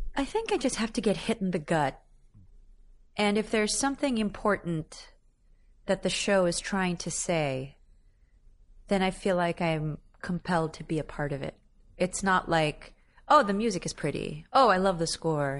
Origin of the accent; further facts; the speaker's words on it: Philippines; now in New York City, United States; my native tongue